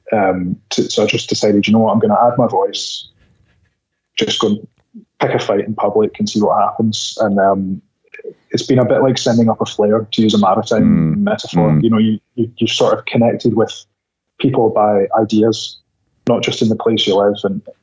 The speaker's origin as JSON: {"language": "English", "region": "Scotland", "country": "United Kingdom", "also_born_or_lived": "United States", "moved": "yes", "said": "I lived in America, but I'm Scottish."}